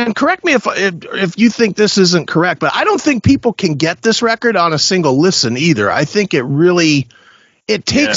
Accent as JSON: {"language": "English", "country": "United States", "said": "as an American citizen"}